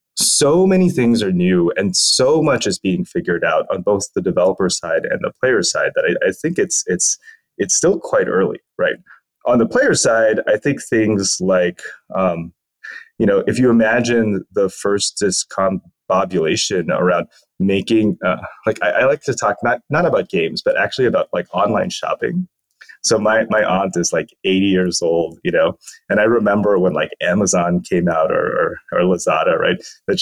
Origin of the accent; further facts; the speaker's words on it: Philippines; born there; also born or lived in United States; I'm a dual citizen of the US and the Philippines. I was born in the Philippines and then went to school in the US and then went back and forth a lot.